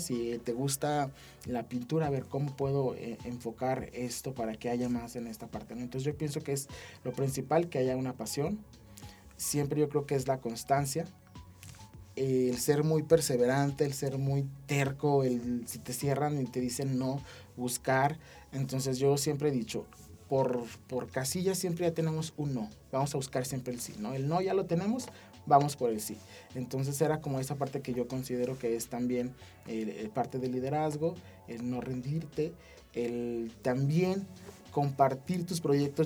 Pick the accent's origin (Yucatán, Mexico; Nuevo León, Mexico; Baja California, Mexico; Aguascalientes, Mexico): Aguascalientes, Mexico; San José de Gracia; me vine desde San José